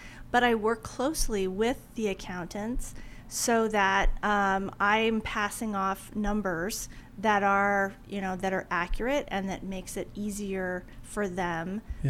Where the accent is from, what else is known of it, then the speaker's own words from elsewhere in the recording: Oregon, United States; moved away as an adult; also born or lived in Washington, D.C.; I am originally from Oregon.